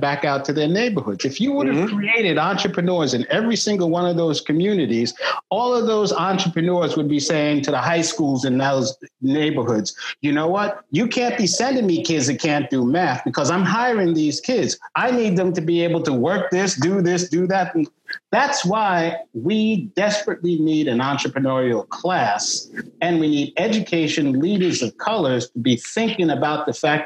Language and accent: English; New York City, New York, United States; I was born in Manhattan, lived in the South Bronx, went to Bronx High School of Science